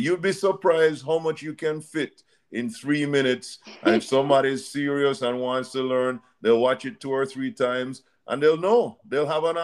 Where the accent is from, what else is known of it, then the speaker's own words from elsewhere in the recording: Jamaica; now in Florida, United States; I'm from Jamaica